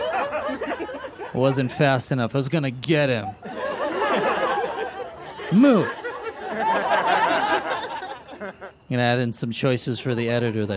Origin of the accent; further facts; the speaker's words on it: San Francisco, California, United States; now in Los Angeles, United States; I grew up in San Francisco, live in LA now